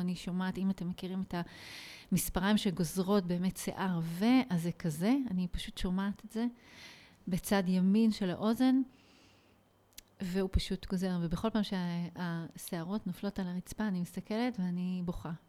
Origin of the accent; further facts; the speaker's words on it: Nof HaGalil, Northern District, Israel; איפה גדלתי? בעצם את השנים שלי כילדה וכמתבגרת אה, ביליתי בנצרת עילית, מה שנקרא היום נוף הגליל